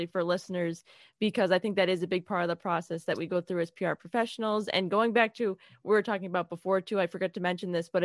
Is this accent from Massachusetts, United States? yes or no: yes; Worcester, Massachusetts, United States; also born or lived in New York; I'm from Massachusetts. I'm from Worcester, Massachusetts